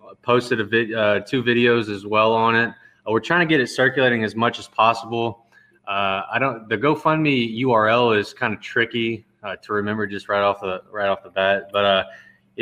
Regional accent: Lake Charles, Louisiana, United States; there's a college there called McNeese State University that my grandfather coached at. And ever since I can remember, I was just tied into the city through that and football

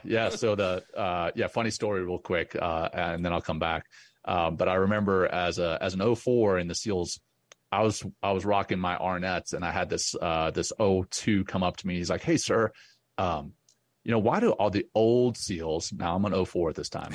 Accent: Louisiana, United States; also born or lived in Cape Town, South Africa; I grew up in Louisiana

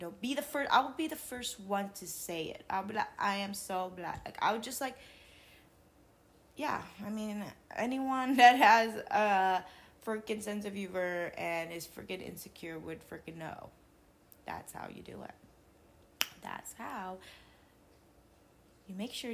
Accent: Macau; moved away; I was born in Macau

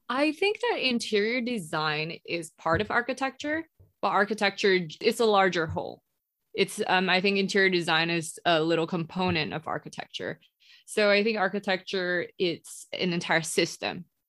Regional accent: Singapore; moved away as an adult; also born or lived in Indonesia; now in Los Angeles, United States; I was born in Indonesia and then I moved to Singapore when I was about like five or six. And then I grew up in Singapore and I came here to LA for college

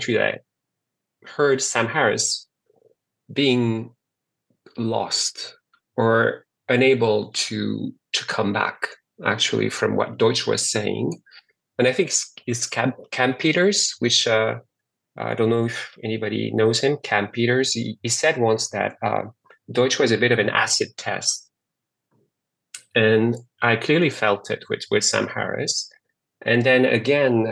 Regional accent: France; now in Montreal, Canada; I was born and raised in France, and I now live in Montreal, Canada.

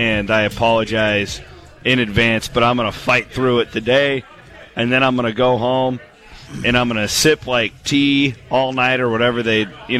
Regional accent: Iowa, United States; But I would say there's 5,000 people in my hometown. I would say 50 to 60% is Nebraska.

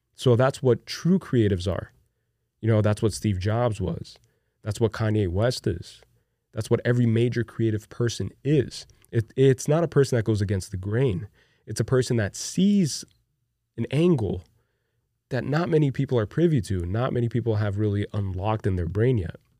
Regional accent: Brazil; born or raised there; moved away

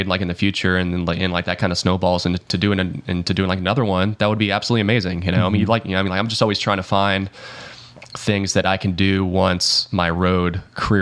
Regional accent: Hickory, North Carolina, United States; also born or lived in Melbourne, Florida; now in Nashville, United States; I was born in Melbourne and like we moved when I was 9 up to North Carolina

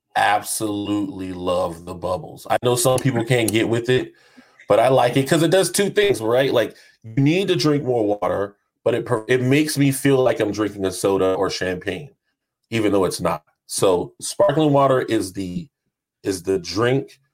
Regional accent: North Charleston, South Carolina, United States; I am from the great state of Charleston, AKA North Charleston, South Carolina

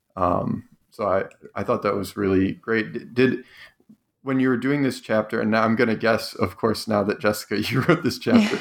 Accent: Cleveland, Ohio, United States; I grew up in Cleveland

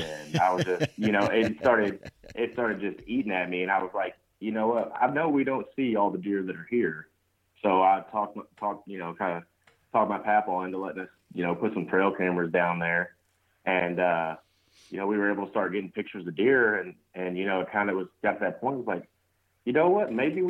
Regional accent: Kentucky, United States; I grew up in Kentucky, and it was kind of like a tradition type thing.

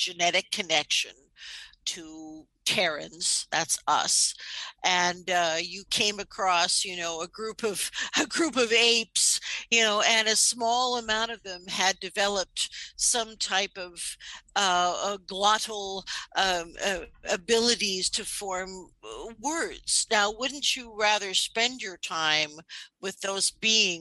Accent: New York City, New York, United States; I'm from New York City

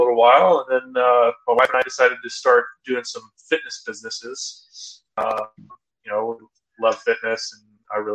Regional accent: California, United States; moved away as an adult; now in Utah, United States; we moved from California, grew up in California, been in California my entire life

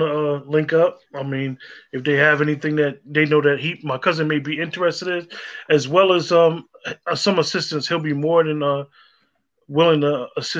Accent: North New Jersey, United States; we're from North New Jersey, most of us

